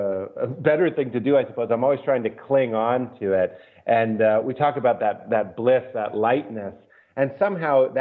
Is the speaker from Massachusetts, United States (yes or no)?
yes; Lexington, Massachusetts, United States; I grew up outside of Boston in Lexington, Massachusetts